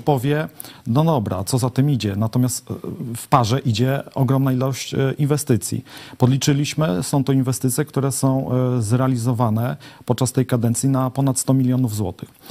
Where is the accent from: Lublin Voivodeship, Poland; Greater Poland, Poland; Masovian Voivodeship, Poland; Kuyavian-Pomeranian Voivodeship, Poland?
Lublin Voivodeship, Poland; Łęczna; Od urodzenia mieszkam w mieście, znam jej problemy, znam wszystkich mieszkańców